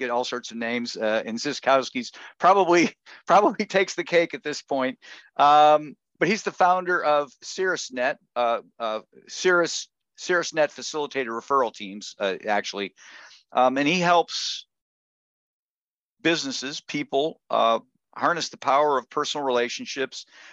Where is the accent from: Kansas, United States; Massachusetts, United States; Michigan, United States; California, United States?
Michigan, United States; now in Ohio, United States; I'm in Ohio. I've been in Michigan. I grew up in Michigan